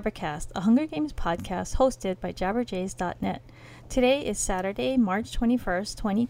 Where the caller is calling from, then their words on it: Hawaii, United States; I am calling in from Hawaii